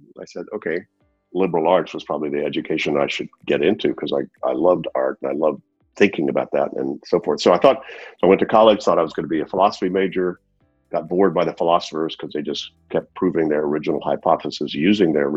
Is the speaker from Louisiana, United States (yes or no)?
yes; Louisiana, United States; also born or lived in Zurich, Switzerland; As a kid, I was an actor in the city that I grew up in Louisiana, in the U.S.